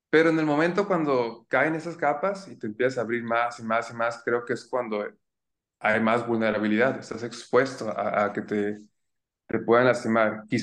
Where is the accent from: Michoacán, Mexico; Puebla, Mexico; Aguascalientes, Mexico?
Michoacán, Mexico; Zamora; tengo 28 años, ah, soy nacido en Zamora, mi familia no es de aquí, mi mamá es de Chiapas, mi papá es de un pueblito que se llama Paracho, de las guitarras, y yo fui el primero que nació aquí en Zamora.